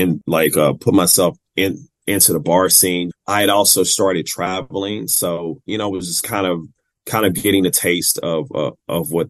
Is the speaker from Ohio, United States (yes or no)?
no; Kansas City, Missouri, United States; also born or lived in San Diego; So growing up in Kansas City, Missouri